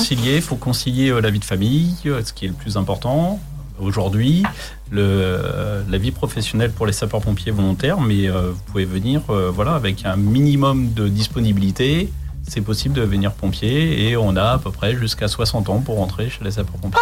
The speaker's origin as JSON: {"language": "French", "town": "Chartres", "region": "Centre-Val de Loire", "country": "France", "moved": "as an adult", "lives_now": "Le Perray-en-Yvelines, France", "said": "je ne suis pas originaire d'ici. Je suis de Chartres, en Eure-et-Loire"}